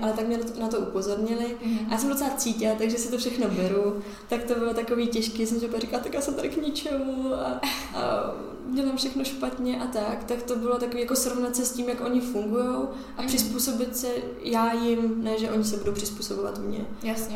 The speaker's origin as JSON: {"language": "Czech", "country": "Czechia", "said": "jsem z České republiky"}